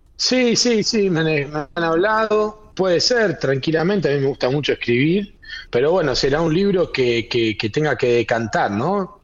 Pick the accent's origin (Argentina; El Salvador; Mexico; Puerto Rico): Argentina; Buenos Aires; moved away; also born or lived in General Alvear; soy nacido y criado en Capital Federal